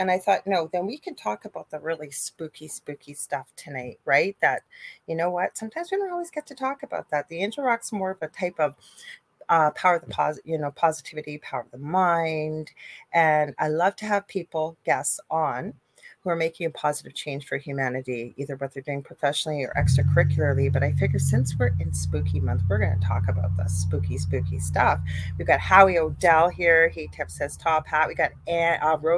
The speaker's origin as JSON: {"language": "English", "country": "Canada", "said": "I'm a Canadian clairvoyant medium"}